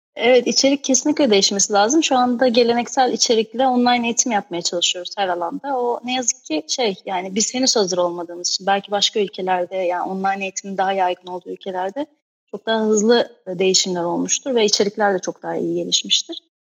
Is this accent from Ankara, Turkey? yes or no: yes; Ayaş, Ankara, Turkey; ben aslında şey Ankara Ayaşlıyım